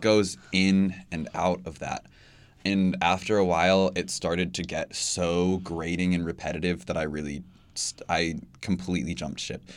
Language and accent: English; Bloomington, Indiana, United States; I grew up in Bloomington and I am still here